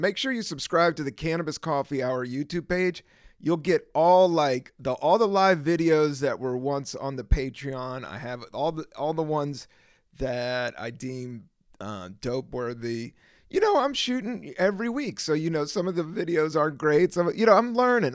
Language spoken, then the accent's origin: English; Virginia, United States; also born or lived in Washington, D.C.; I grew up in Virginia during the 80s. I was born in DC